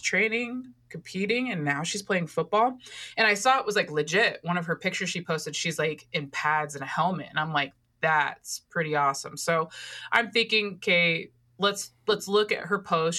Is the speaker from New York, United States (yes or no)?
no; Oregon, United States; That's my home state